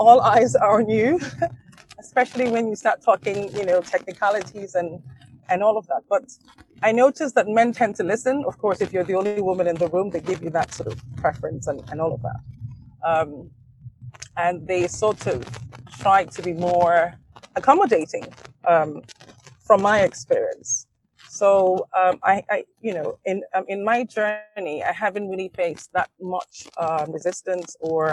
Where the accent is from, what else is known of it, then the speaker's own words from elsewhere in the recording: Nigeria; being Nigerian